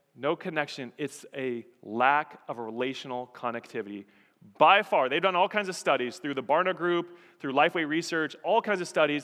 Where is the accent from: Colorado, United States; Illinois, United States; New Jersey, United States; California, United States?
Colorado, United States; moved away as an adult; also born or lived in Texas / Nevada; I was born and raised in Colorado, grew up in Colorado, was there for several years through college